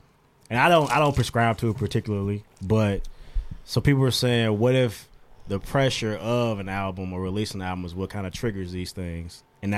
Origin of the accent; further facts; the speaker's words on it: Calumet City, Illinois, United States; I'm from Calumet City.